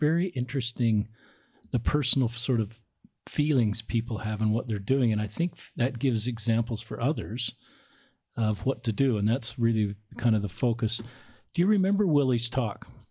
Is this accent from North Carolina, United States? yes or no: no; Salt Lake City, Utah, United States; growing up in Salt Lake